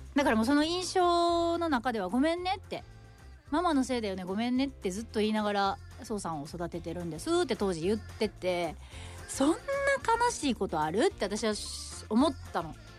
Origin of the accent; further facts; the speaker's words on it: Shimane, Japan; 私の地元島根